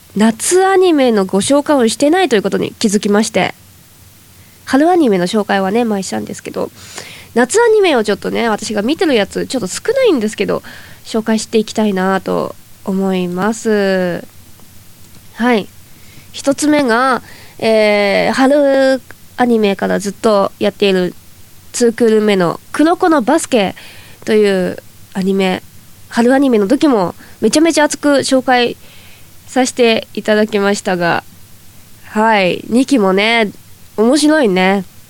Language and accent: Japanese; Toyama, Japan; accent: Toyama dialect; now in Tokyo, Japan; 私は田舎出身なので前回富山弁講座というのをやらせていただいたんですけどはい出身